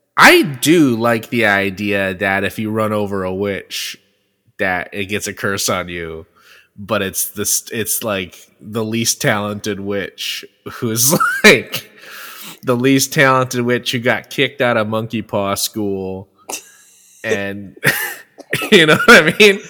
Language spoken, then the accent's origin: English; Bay Area, California, United States; a specific fish market in my hometown that has been there since the 1950s